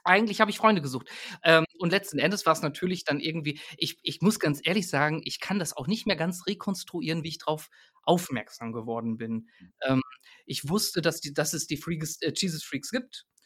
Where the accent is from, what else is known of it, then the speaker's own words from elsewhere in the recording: North Rhine-Westphalia, Germany; moved away as an adult; also born or lived in Paderborn / Bielefeld / Münster; bin ich total damit aufgewachsen. Äh, meine Eltern haben eine Gemeinde gegründet, also einem Hauskreis, wie so viele Gemeinden damals in den in den 90er Jahren, ähm, die, ja, also ne, so kleine Gruppen in Ostwestfalen